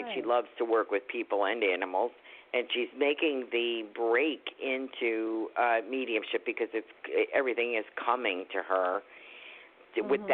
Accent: New York, United States; I'm from New York.

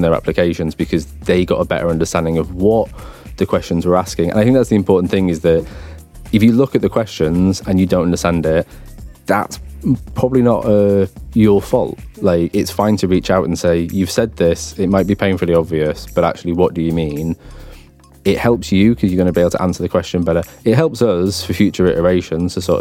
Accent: London, United Kingdom; I'm from Barking Dagenham

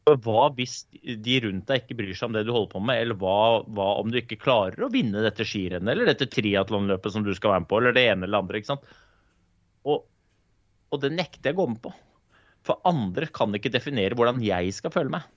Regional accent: Oslo, Norway; Jeg er jo født og oppvokst i Groruddalen

